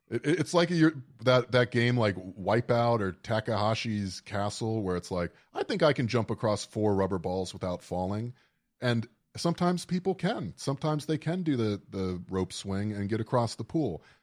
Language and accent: English; South Florida, United States; I grew up in South Florida